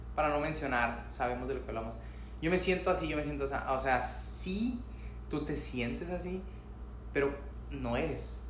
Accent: Mexico; Soy mexicano y es como... Yo nací, crecí en México, hasta lo que yo sé

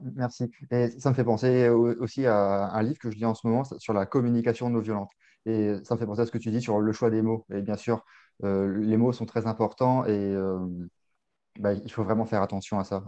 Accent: Paris, Île-de-France, France; en tant que Parisien

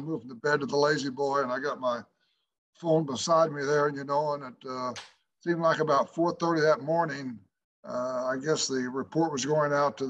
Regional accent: Oakland City, Indiana, United States; I played in my hometown there at Oakland City College

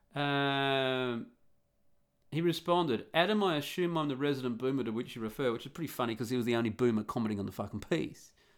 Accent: Australia; moved away; growing up and living in being an Australian. And a real Australian too

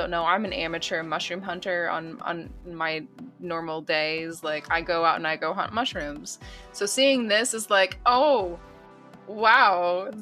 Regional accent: United States; I'm an American

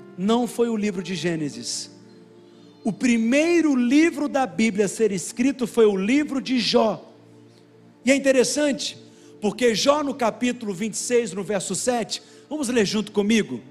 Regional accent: Minas Gerais, Brazil; Nós somos mineiro, comedor de angu mesmo

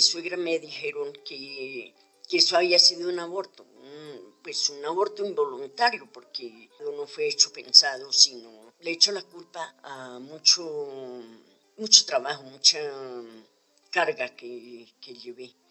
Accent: Socotá, Boyacá, Colombia; also born or lived in Quiba Baja, Ciudad Bolívar, Bogotá; now in Bogotá, Colombia; Yo estudié en la escuela rural de Comezabao, municipio de Socotá, Boyacá.

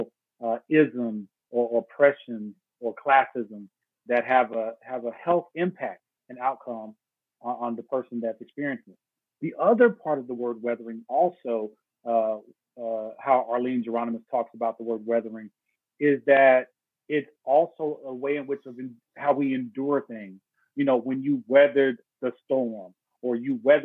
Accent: Dallas, Texas, United States; also born or lived in Houston, Texas; I was born in Houston, raised in Dallas, Texas, went to high school at Dallas Carter High School

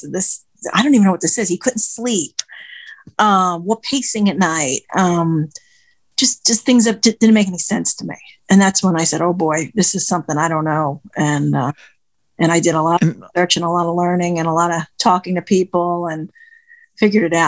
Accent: New York City, New York, United States; now in New Jersey, United States; I'm from New Jersey, originally from New York City

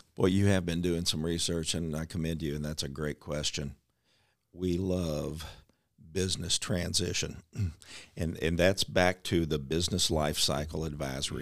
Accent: Louisville, Kentucky, United States; Louisville's my hometown. It's my family's hometown.

